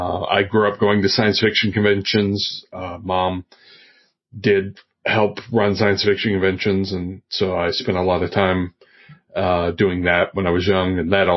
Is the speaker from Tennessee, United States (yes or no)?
yes; Oak Ridge, Tennessee, United States; I am originally from the Tennessee Valley. I grew up around Oak Ridge, Tennessee, but I moved around a lot too.